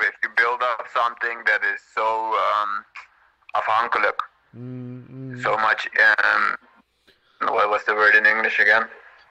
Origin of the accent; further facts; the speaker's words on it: Curaçao; Curaçao, friend of Bijan.